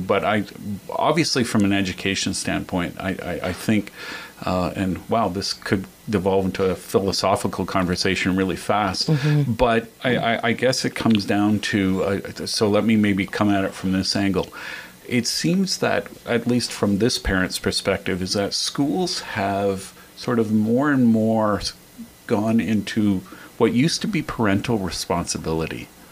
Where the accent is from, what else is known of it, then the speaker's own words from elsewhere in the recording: Hay River, Northwest Territories, Canada; moved away; I grew up in Hay River, Northwest Territories, a town of 3,000